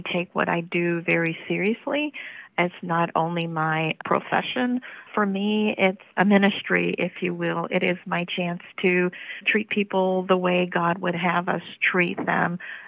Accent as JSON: {"language": "English", "town": "Memphis", "region": "Tennessee", "country": "United States", "tie": "born or raised there", "said": "I was born in Memphis in an inner city neighborhood."}